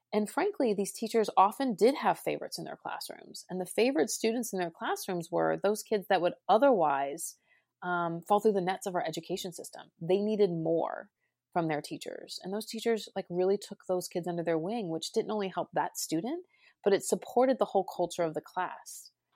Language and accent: English; Cincinnati, Ohio, United States; I started my career actually in my hometown of Cincinnati, Ohio